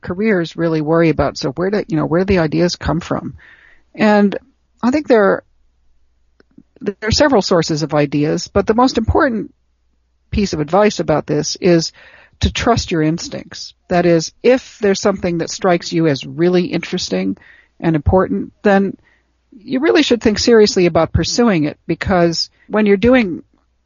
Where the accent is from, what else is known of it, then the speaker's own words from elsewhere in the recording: Chicago, Illinois, United States; I grew up in Chicago, on the south side of Chicago, in Hyde Park